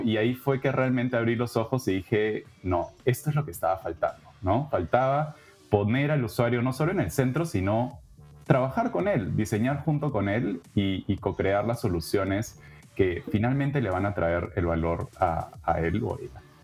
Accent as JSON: {"language": "Spanish", "region": "Lima", "country": "Peru", "tie": "born or raised there", "moved": "as an adult", "lives_now": "Canada", "said": "peruana de nacimiento, he vivido casi toda mi vida en Lima"}